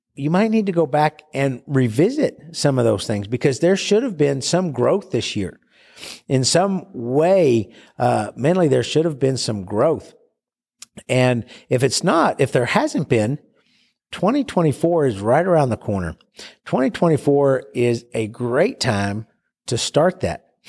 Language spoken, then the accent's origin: English; Bowie, Texas, United States; my hometown of Bowie, Texas